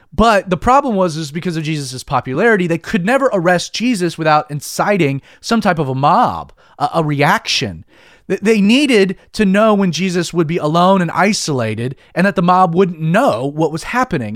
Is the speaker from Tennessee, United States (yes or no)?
no; Georgia, United States; I am born and bred Georgian and am proud of it.